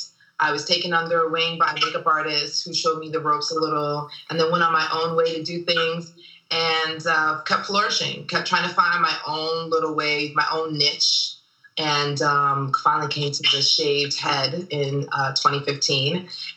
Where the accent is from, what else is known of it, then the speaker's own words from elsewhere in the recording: Nigeria; also born or lived in Germany / London / Paris / Philadelphia; now in Los Angeles, United States; I was born in Germany. I'm Nigerian, born in Germany, lived in Nigeria, London, and Paris. From Philly before I got to LA.